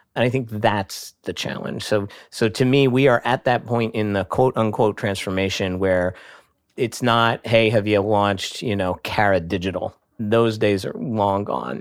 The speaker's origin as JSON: {"language": "English", "town": "Hershey", "region": "Pennsylvania", "country": "United States", "tie": "born or raised there", "moved": "yes", "said": "that's my hometown"}